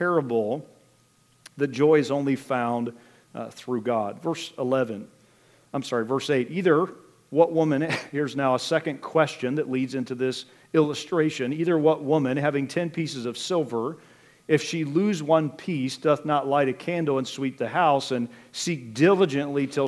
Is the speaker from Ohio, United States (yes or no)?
yes; Richland County, Ohio, United States; also born or lived in Wooster, Ohio; now in Wayne County, United States; grew up over in Richland County